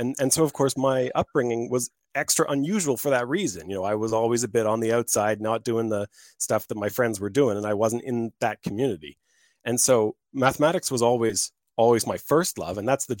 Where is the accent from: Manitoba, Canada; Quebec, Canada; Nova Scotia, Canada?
Nova Scotia, Canada; Halifax; moved away as an adult; also born or lived in Australia; So I grew up in Halifax in Canada, but I didn't get into hockey until I moved away to do my PhD in Australia.